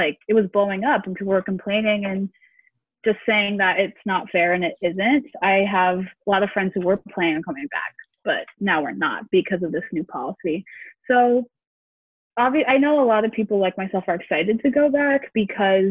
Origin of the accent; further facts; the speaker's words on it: Port Chester, New York, United States; moved away as an adult; I have gone back home. I'm from Westchester County. New York, specifically in Port Chester, so about 30 minutes outside of New York City.